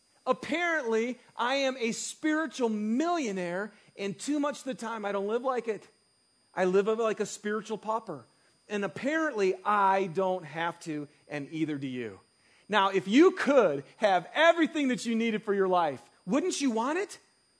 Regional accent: Michigan, United States; moved away; I grew up in Michigan. And winters are, you know, they're good here, but they're really good back in Michigan. And I also grew up in a small town that was a bedroom community for all the factories

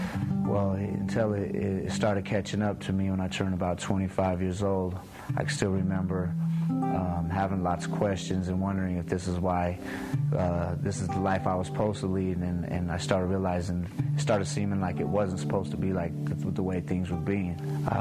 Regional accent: Salt Lake City, Utah, United States; I'm from Salt Lake City. I pretty much grew up kind of throughout my teens and my young life, kind of lost

